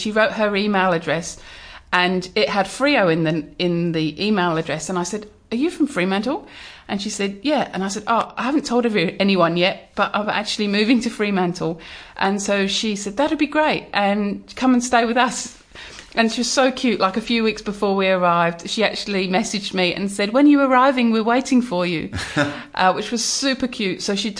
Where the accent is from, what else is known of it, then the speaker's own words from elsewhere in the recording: England, United Kingdom; always teased me that that was the thing I had to do because I'm from England